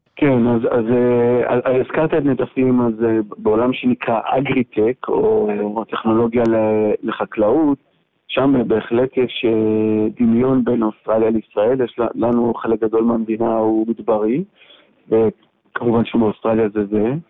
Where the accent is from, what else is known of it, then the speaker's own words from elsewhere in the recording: Israel; also born or lived in San Francisco, United States / Amsterdam, Netherlands; גדלתי בישראל ולמדתי פה בטכניון ובאוניברסיטת תל אביב.